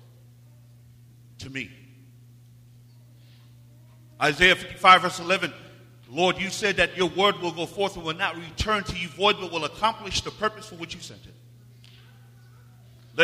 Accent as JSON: {"language": "English", "town": "Seattle", "region": "Washington", "country": "United States", "tie": "born or raised there", "moved": "yes", "said": "an official church plant in Seattle, where I grew up"}